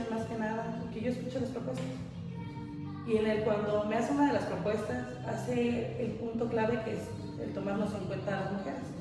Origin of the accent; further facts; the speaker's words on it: Comitán, Chiapas, Mexico; also born or lived in Chimón (birthplace, until age 5); Soy de Chimón, nacida allá y criada hasta los 5 años. De ahí yo me cambio por cuestiones laborales de mi mamá y pues más que nada de mi educación, que era fundamental para ella. Entonces nos trae para Comitán y de acá son 20 años que estoy radicando.